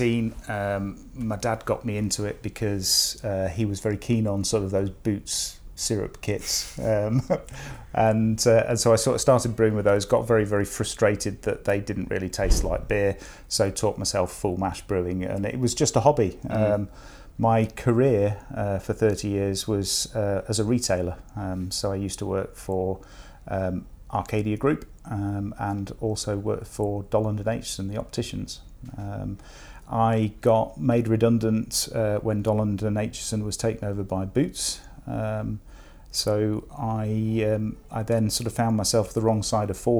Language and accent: English; Chester, North West England, United Kingdom; now in Nottingham, United Kingdom; I'm actually from Chester, sort of the northwest.